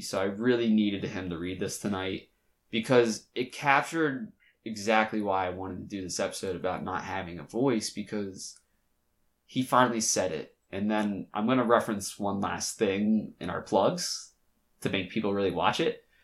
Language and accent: English; Delaware, United States; I was from Delaware